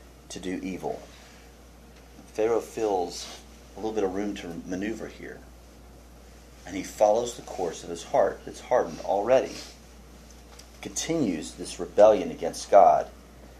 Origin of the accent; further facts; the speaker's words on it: Houston, Texas, United States; I grew up in Houston